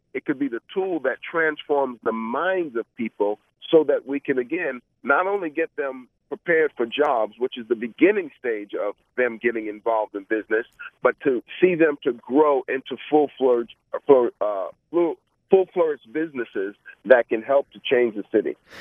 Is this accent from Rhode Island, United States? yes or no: no; New York City, New York, United States; moved away as an adult; now in Orlando, United States; I grew up in Brooklyn, New York